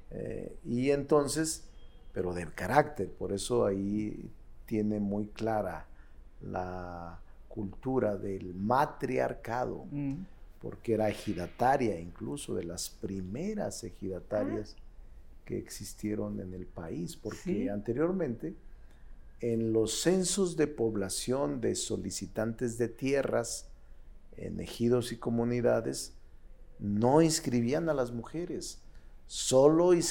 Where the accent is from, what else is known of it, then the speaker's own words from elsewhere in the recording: Fresnillo, Zacatecas, Mexico; moved away as an adult; now in Mexico City, Mexico; Nací en Fresnillo, en Zacatecas en un poblado pequeño, un ejido que se llama Plateros, mm. que está como a seis kilómetros de Fresnillo.